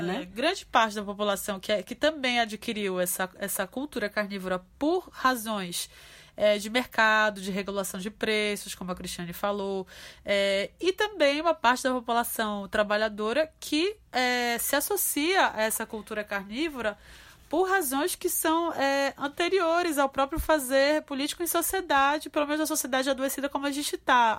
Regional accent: Pará, Brazil; a gente no Pará né, na minha terra tem a, a maniçoba

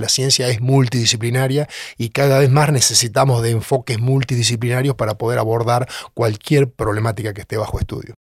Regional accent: Orense, Buenos Aires Province, Argentina; moved away as an adult; also born or lived in La Plata / Canada; now in Tandil, Argentina; yo soy oriundo de Orense, en el Partido de Tres Arroyos, me crié en el campo

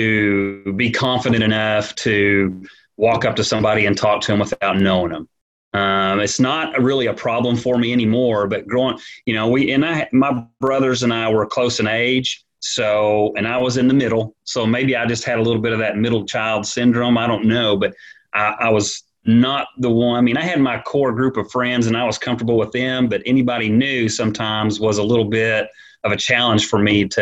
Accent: Springdale, Arkansas, United States; born and raised in Springdale.

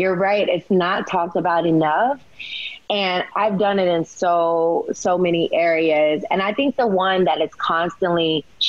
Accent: the South, United States; I was raised in the South. Look, we ate, you know, pork and bacon and chitlins and all the things.

